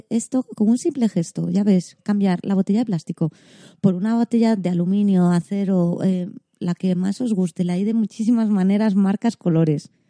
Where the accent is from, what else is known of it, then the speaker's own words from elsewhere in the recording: Catalonia, Spain; Eh, yo, como soy muy catalana yo.